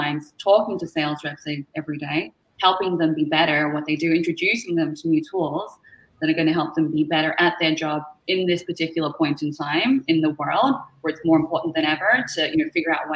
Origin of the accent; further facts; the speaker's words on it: Melbourne, Victoria, Australia; now in Toronto, Canada; I'm from Melbourne, Australia, originally. You might be able to tell from the accent. We're not from here originally, but call Canada home right now, living in Toronto